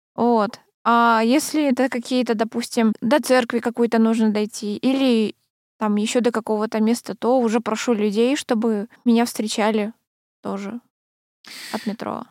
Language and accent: Russian; Krasnoyarsk, Krasnoyarsk Krai, Russia; moved away; я же раньше э, в детстве училась в Красноярской школе сначала